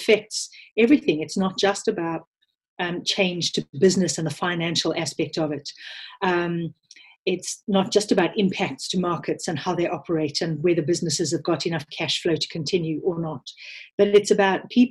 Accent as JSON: {"language": "English", "country": "South Africa", "tie": "born or raised there", "accent": "South African", "moved": "yes", "said": "You can probably hear from my accent that I'm South African born, although I am a British citizen through my parents"}